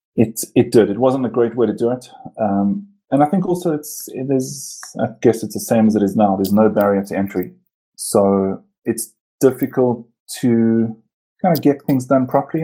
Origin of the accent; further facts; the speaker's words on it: Port Elizabeth, Eastern Cape, South Africa; now in Johannesburg, South Africa; I was born in Cape Town and I grew up in PE.